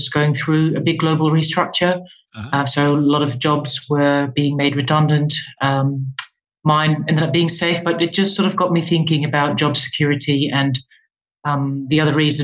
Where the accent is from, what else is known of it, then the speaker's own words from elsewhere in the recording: Netherlands; moved away as an adult; now in London, United Kingdom; I'm from the Netherlands originally. I moved to London about 6 years ago